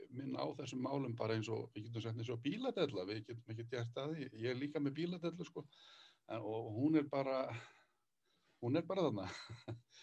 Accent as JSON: {"language": "Icelandic", "town": "Borgarnes", "region": "Western Region", "country": "Iceland", "tie": "born or raised there", "said": "á mínum heimaslóðum þátti heim í borganissi"}